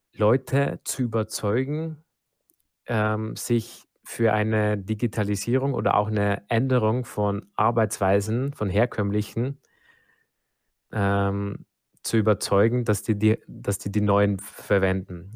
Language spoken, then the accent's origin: German; Germany; bei uns in Deutschland